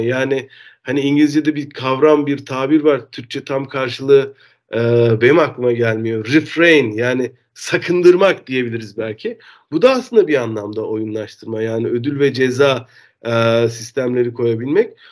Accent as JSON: {"language": "Turkish", "region": "Denizli", "country": "Turkey", "tie": "born or raised there", "also_born_or_lived": "Istanbul", "moved": "as an adult", "lives_now": "Netherlands", "said": "ben Türk'üm. Denizli'de doğdum. Denizli'de lise eğitiminin ardından İstanbul'a üniversite için geldim"}